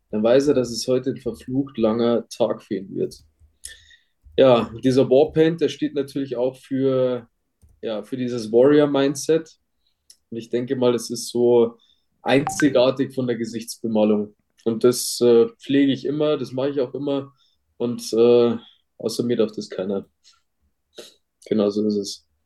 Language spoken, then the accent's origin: German; Landshut, Bavaria, Germany; Ich bin 30 Jahre alt, werde diesen Monat 31. Ähm, ja, komme gebürtig aus Landshut, das ist in Niederbayern.